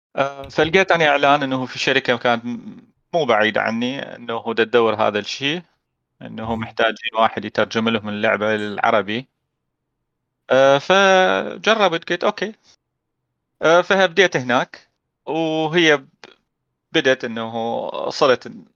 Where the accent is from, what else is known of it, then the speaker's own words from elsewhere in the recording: Iraq; بالعراق احنا